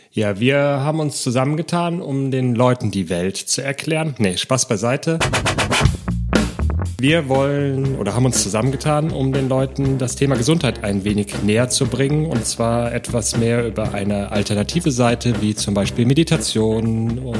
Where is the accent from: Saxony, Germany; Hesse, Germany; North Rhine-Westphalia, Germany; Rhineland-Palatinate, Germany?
North Rhine-Westphalia, Germany; Cologne; Ich bin aus Köln